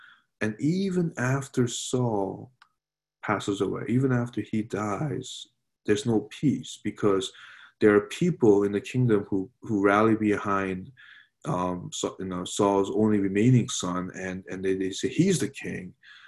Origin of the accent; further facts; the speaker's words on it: New York City, New York, United States; when I was growing up in New York City.